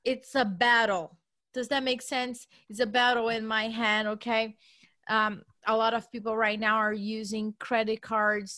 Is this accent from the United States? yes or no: no; Brazil; moved away; I come from Brazil.